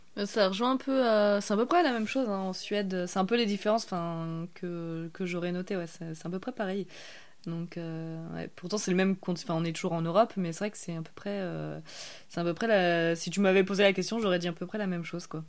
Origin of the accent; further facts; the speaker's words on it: the Alps, France; nous, on vient des Alpes. nous, on a grandi euh, un peu aussi dans une zone euh, très fromagère.